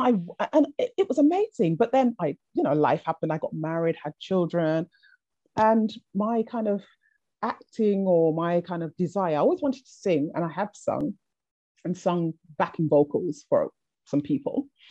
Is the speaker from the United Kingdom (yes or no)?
yes; England, United Kingdom; also born or lived in Jamaica; I was sent from the Caribbean to be raised in England by a family member